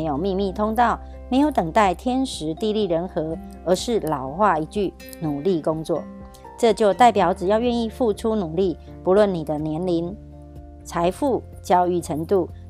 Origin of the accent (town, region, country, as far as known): Miaoli, Miaoli County, Taiwan